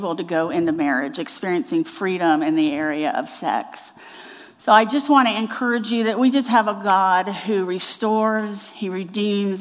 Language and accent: English; Miami, Florida, United States; I'm from Miami, so beach girl